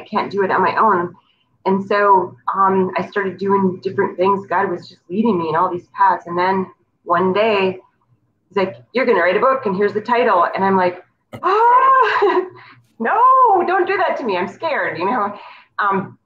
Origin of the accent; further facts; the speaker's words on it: North Dakota, United States; moved away; also born or lived in Virginia; I grew up in North Dakota.